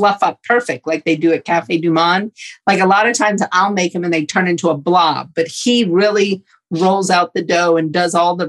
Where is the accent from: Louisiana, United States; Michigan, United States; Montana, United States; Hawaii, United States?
Louisiana, United States; New Orleans; moved away as an adult; I grew up in New Orleans, lived in New Orleans my entire life until Hurricane Katrina hit in 2005